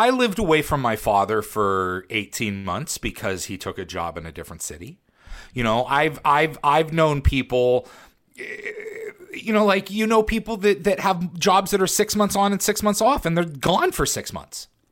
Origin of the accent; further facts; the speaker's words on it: Western Pennsylvania, United States; moved away; also born or lived in Baltimore, Maryland; I grew up in Western Pennsylvania, so I grew up with the Pirates